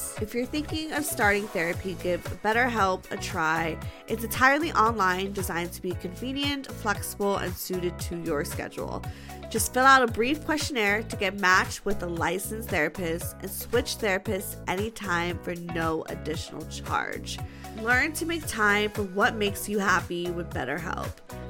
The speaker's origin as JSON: {"language": "English", "country": "Germany", "moved": "as an adult", "said": "I'm from a little town in Germany"}